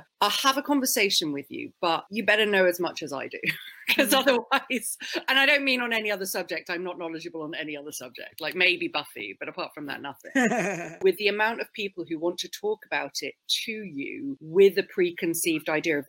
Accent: United Kingdom; So I'm mostly British in that I'm quite shy, I'm quite awkward, and I don't like being confrontational. None of that is very Jewish.

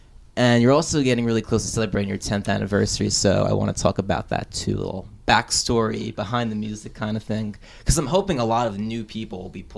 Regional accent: Woodbridge, New Jersey, United States; moved away; also born or lived in New Brunswick, New Jersey; I was born in New Brunswick. I grew up in Woodbridge.

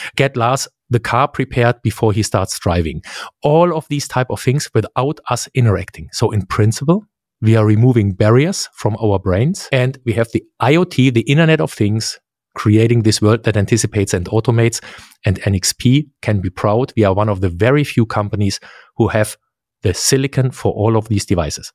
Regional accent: Central Germany, Germany; English is a second language; grew up in central Germany.

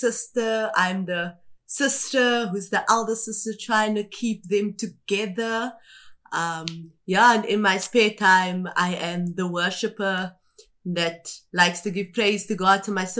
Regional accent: Kimberley, Northern Cape, South Africa; born there; So with me, I was born in Kimberley, which is the Northern Cape. It's a province here in South Africa.

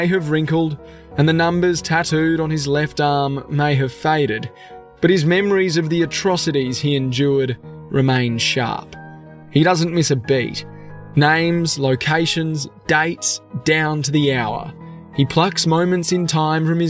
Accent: Brisbane, Queensland, Australia; I'm an Australian journalist from Brisbane

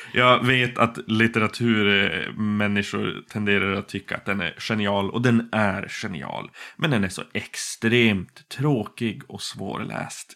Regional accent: Boden, Norrbotten County, Sweden; now in Umeå, Sweden; Jag kommer ursprungligen från Boden i Norrbotten

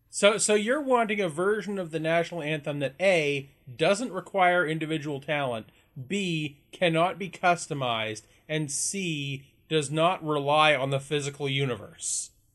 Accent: Canada; being Canadian, we gotta be bilingual

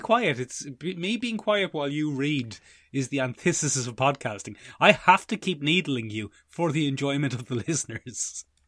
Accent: Ireland

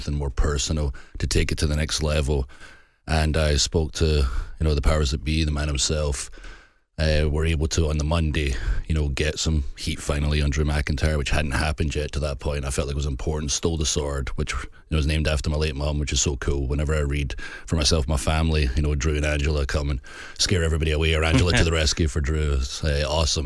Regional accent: Scotland, United Kingdom; I'm so Scottish

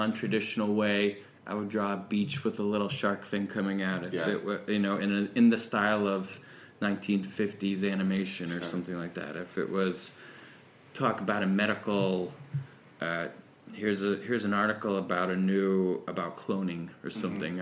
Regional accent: Mechanicsburg, Pennsylvania, United States; also born or lived in Tennessee; we moved from Tennessee to Pennsylvania. We moved to Mechanicsburg, Pennsylvania

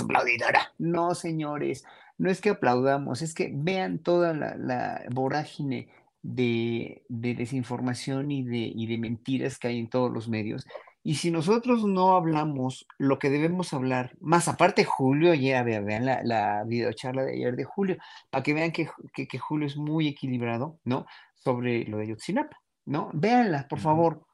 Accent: Mexico; nosotros, pueblo mexicano

